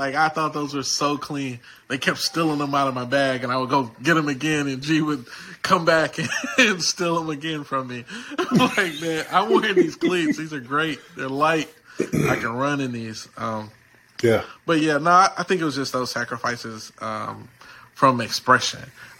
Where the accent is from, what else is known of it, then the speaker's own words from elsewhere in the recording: Houston, Texas, United States; like I came from Houston, right?